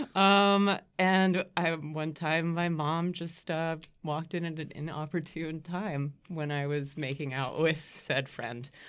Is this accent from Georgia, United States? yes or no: no; Miami, Florida, United States; moved away as an adult; now in New York, United States; I am originally from Miami, Florida. Uh, I've been in New York for almost nine years